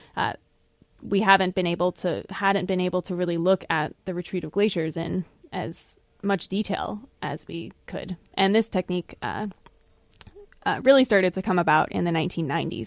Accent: Florida, United States; born or raised there; moved away as an adult; also born or lived in Buffalo, New York; now in New Hampshire, United States

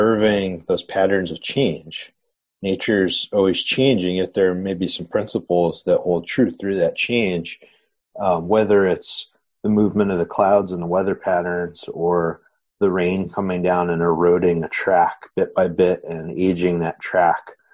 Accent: Southern Connecticut, United States; I grew up in Southern Connecticut

